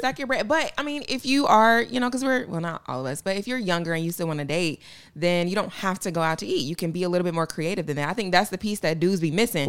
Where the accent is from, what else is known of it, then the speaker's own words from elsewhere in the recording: Atlanta, Georgia, United States; I'm from Atlanta